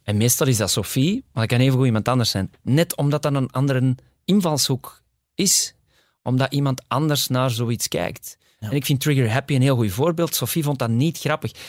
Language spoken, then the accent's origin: Dutch; Kontich, Flanders, Belgium; also born or lived in Borgerhout / Ghent / New York; now in Antwerp, Belgium; ik ben eigenlijk opgegroeid in Kontig, uh, eh, 18 jaar. Eh, maar geboren in Borgerhout.